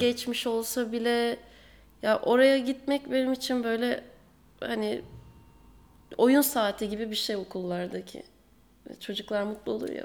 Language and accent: Turkish; Aegean Region, Turkey